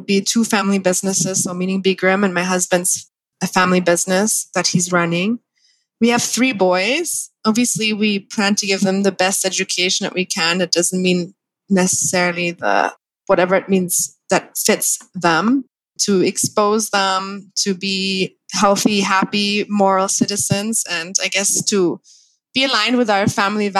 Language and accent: English; Thailand; also born or lived in Germany / Spain; I'm born and raised in Thailand.